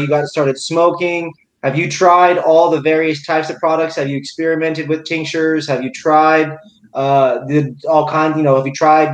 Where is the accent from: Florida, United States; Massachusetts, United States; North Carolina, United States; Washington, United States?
Washington, United States; Seattle; also born or lived in Indiana / Houston, Texas; I grew up in Indiana and then I grew up in Houston and then I came to Seattle, like South Seattle area. Not like downtown, nothing like that. And then me and Mitch met in college out in Eastern Washington. And so I definitely claim West Coast. I claim Seattle, where I went to elementary school, where I went to high school